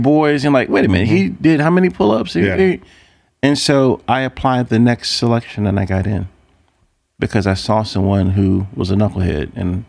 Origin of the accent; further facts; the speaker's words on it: Lynchburg, Virginia, United States; Because Arthur Ashe trained 5 blocks down the street from where I grew up in Lynchburg, Virginia, on Pierce Street.